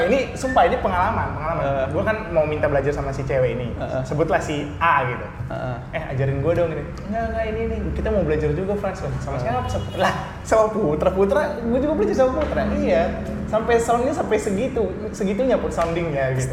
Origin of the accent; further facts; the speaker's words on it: Pematang Siantar, North Sumatra, Indonesia; aku juga dari Pematang Siantar